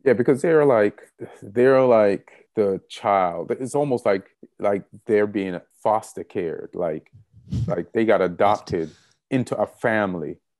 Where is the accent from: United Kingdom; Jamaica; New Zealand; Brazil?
Jamaica; moved away; also born or lived in New York; being Jamaican